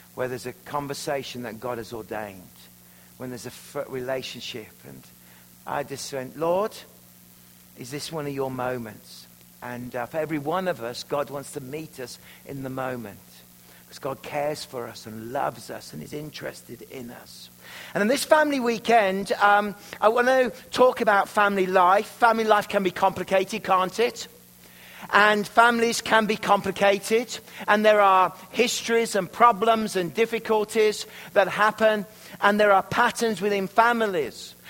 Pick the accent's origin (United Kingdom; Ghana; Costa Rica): United Kingdom; Worcestershire, West Midlands; moved away as an adult; now in Canada; I'm from Worcestershire, where the sauce comes from